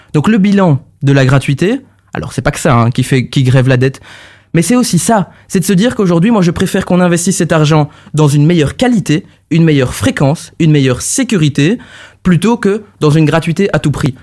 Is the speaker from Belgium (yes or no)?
yes; Charleroi, Wallonia, Belgium; now in Brussels, Belgium; je, suis, bruxellois aujourd'hui, mais je suis carolo à la base